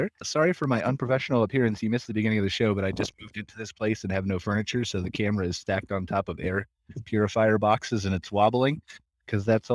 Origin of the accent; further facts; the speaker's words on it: Akron, Ohio, United States; also born or lived in Florida; now in Canada; I was born and raised in Akron, Ohio